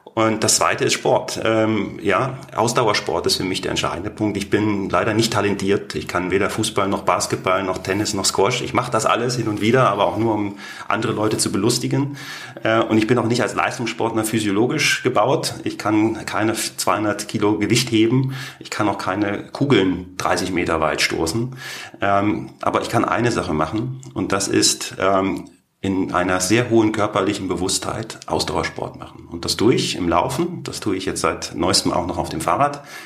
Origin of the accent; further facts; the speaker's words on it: Berlin, Germany; accent: Berlinerisch; moved away as an adult; also born or lived in St. Gallen, Switzerland / Canton of Basel, Switzerland / Canton of Lucerne, Switzerland / Singapore; now in Canton of Zug, Switzerland; ich bin stolzer Berliner, begeisterter Berliner und sicherlich der größte Markenbotschafter für die Stadt Berlin, die es gibt